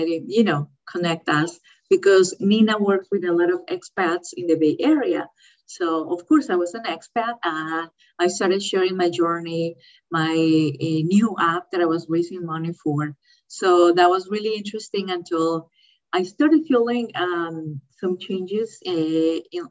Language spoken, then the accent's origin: English; Colombia; moved away as an adult; also born or lived in Florida, United States; now in California, United States; I was raised in Colombia with my, you know, family in Colombia